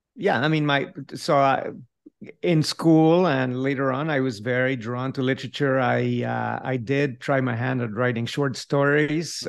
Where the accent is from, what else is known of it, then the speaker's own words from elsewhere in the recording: Mexico City, Mexico; first language Spanish; English is a second language; moved away as an adult; now in Davis, United States; I grew up in a Spanish-speaking household. I remained in Mexico City until, I mean, I did all the way through my B A over there